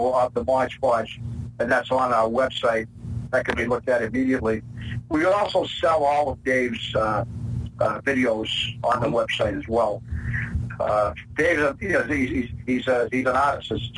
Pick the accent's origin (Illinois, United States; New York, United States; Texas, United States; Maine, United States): Maine, United States; accent: Maine; I lived in Maine for, about 30 years of my life, so I kind of think that, there might be some Maine accent there